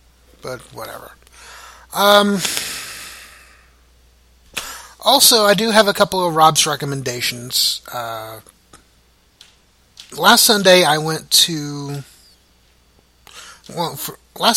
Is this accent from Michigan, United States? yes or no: no; Oklahoma, United States; I'm from Oklahoma